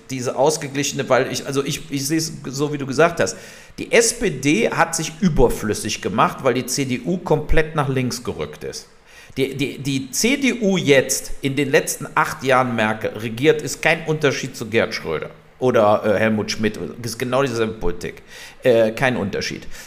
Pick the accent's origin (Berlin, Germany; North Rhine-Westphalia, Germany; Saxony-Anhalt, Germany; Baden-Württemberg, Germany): North Rhine-Westphalia, Germany; Wermelskirchen; Der, der Lindner kommt ja aus meiner Heimatstadt äh, Wermelskirchen.